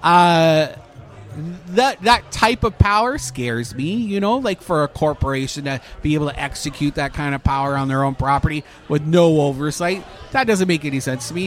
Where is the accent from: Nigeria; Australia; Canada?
Canada; now in Florida, United States; I'm coming from Canada